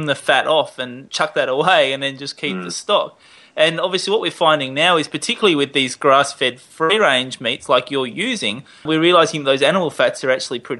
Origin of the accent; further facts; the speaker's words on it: South Australia, Australia; I grew up in South Australia going crab raking with my grandparents for blue swimmer crabs.